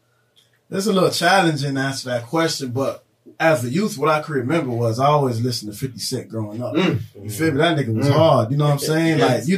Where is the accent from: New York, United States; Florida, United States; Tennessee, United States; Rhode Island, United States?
Florida, United States; Miami; Born there, so I was Jackson Hospital. Okay. And then you know, growing LH. Up as so like I said, in Little Haiti area, Biscayne Boulevard area.